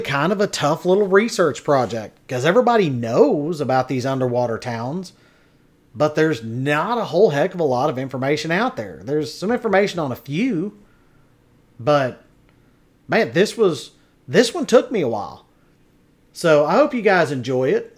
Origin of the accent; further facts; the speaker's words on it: Henrietta, Texas, United States; also born or lived in Wichita Falls, Texas; I grew up in Clay County, Henrietta, Texas, which was the county seat